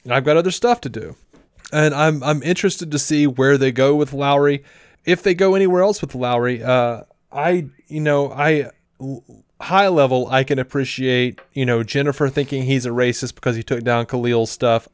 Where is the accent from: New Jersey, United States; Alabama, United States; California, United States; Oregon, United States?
Alabama, United States; Montgomery; when I was growing up in Montgomery, I mostly knew black people. Like, I grew up in a black neighborhood.